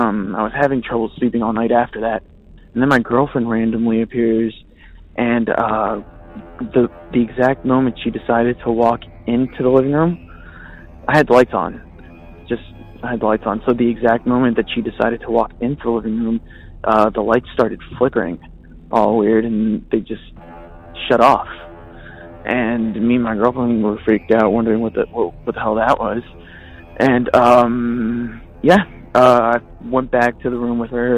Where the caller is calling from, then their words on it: Redondo Beach, California, United States; I'm calling from Redondo Beach.